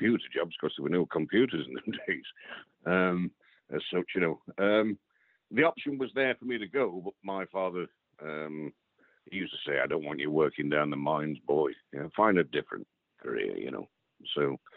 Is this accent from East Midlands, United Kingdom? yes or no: yes; Derbyshire, East Midlands, United Kingdom; born and raised in Derbyshire